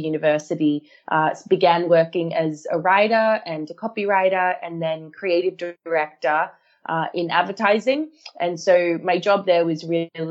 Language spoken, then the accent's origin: English; Australia; moved away; I grew up in Australia